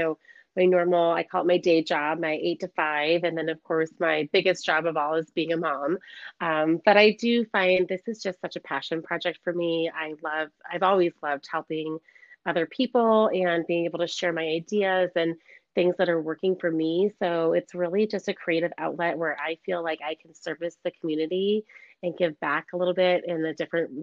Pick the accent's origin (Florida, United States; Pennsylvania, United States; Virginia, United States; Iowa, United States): Iowa, United States; Iowa City; moved away as an adult; now in Scottsdale, United States; I grew up in Iowa City, Iowa, and spent all of my childhood there.